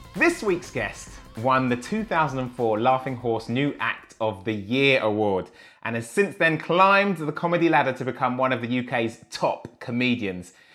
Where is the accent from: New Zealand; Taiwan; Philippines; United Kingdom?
United Kingdom; Enfield, London; I grew up in Enfield, dude, a different side of Enfield